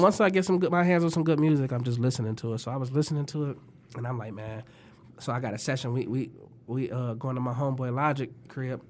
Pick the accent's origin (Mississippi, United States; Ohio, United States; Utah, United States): Ohio, United States; Toledo; also born or lived in California; when I was born in Toledo